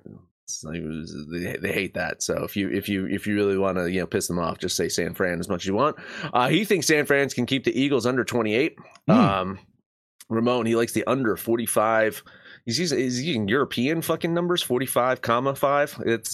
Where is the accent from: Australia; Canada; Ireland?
Ireland; No one wants to be like the Irish. Trust me, I'm Irish.